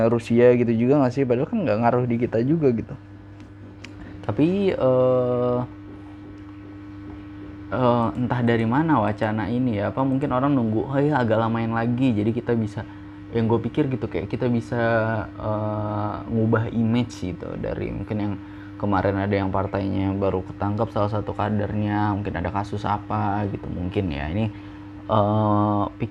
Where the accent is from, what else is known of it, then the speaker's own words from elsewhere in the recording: Indonesia; gue yang gede di Indonesia ngelihat yang kayak gitu tuh nggak nggak biasa gitu